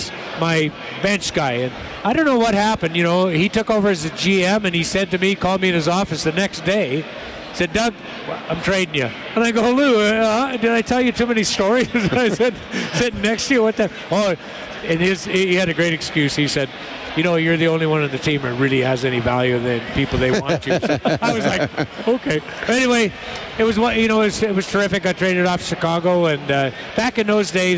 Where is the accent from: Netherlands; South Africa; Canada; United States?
Canada; Cold Lake, Alberta; moved away; also born or lived in Red Deer; My folks are in Red Deer, and you know, I was born in Cold Lake, so to come back to Alberta